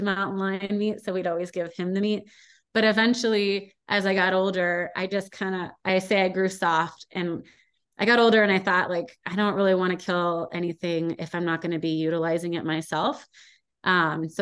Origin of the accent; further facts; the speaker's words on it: California, United States; moved away as an adult; now in Montana, United States; when I grew up in California, it was frowned upon